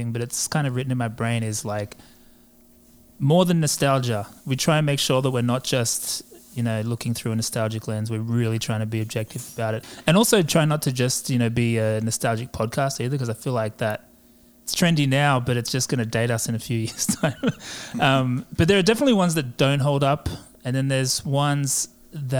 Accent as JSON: {"language": "English", "country": "Australia", "said": "I'm an Australian, as you may have been able to tell, not English or New Zealander"}